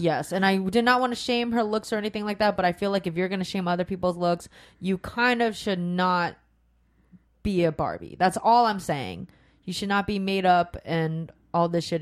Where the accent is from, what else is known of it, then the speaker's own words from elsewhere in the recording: Sacramento, California, United States; also born or lived in Rancho Cordova; I grew up in Sacramento